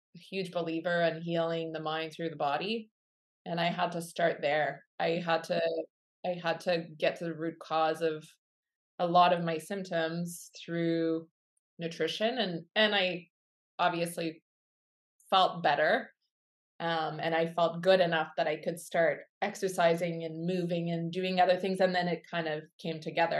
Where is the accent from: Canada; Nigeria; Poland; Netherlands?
Canada; Quebec City, Quebec; now in Kamloops, Canada; I grew up in Quebec City and I'm a child of the 80s